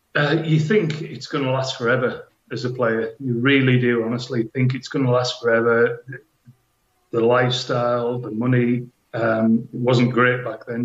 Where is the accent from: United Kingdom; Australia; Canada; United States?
United Kingdom; Hexham, North East England; I was born in Hexham